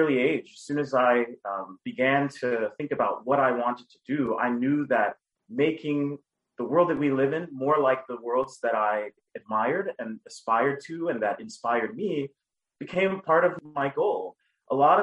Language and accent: English; Dallas, Texas, United States; I grew up in Dallas, Texas, with a single mother